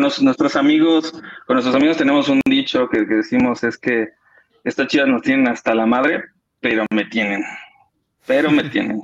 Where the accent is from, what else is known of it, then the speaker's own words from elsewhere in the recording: State of Mexico, Mexico; soy del Estado de México